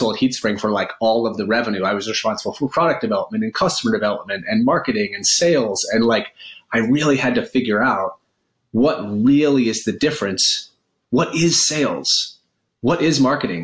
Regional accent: Maine, United States; also born or lived in upstate New York; now in New York, United States; I live in upstate New York now, and I grew up in Maine around a number of self-described hippies

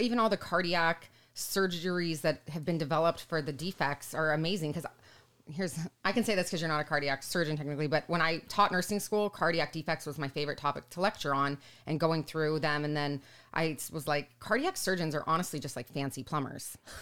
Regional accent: Southern California, United States; also born or lived in Cedar City, Utah; growing up in Southern California

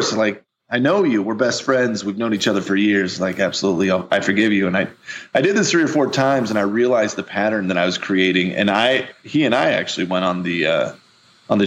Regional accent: Missouri, United States; I'm from Missouri. I'm a big bearded giant from the Midwest

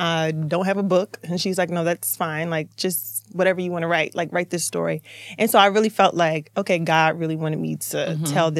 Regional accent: Baltimore, Maryland, United States; I'm from Baltimore

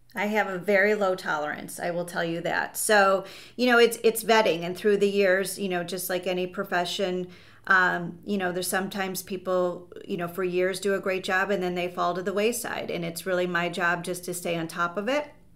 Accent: Chicago, Illinois, United States; I grew up in the North Shore of Chicago, and I went to college in the city, and I've been in the city ever since

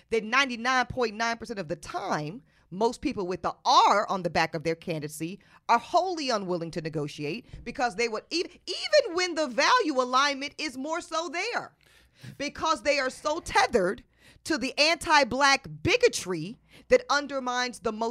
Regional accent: the South, United States; and I'm from the South. It's a lot of us in the South.

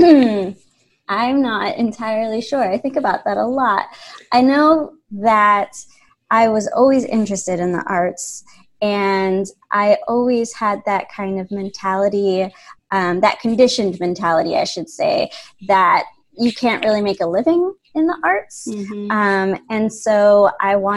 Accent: Chicago, Illinois, United States; moved away as an adult; now in Pittsburgh, United States; I grew up in Chicago

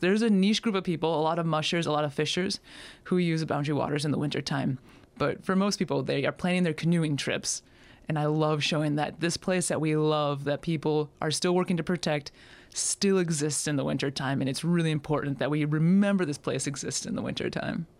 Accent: Superior Hiking Trail area, Minnesota, United States; moved away; also born or lived in Alaska; Superior Hiking Trail back in my hometown

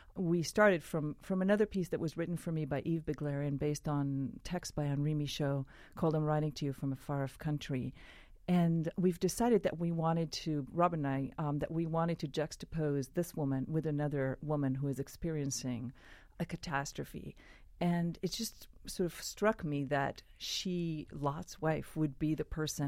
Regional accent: Israel; I grew up in Israel

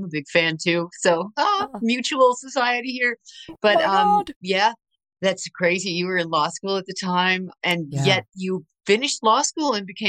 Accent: Berkeley, California, United States; born there; also born or lived in Tacoma, Washington / Texas / Michigan / Maryland; Yeah, so I was born in Berkeley, and then we moved all over the place pretty much until I was a senior in high school. And so we lived in Tacoma, Washington. We lived in Texas. We lived in Michigan. We lived in Maryland. We lived in New York.

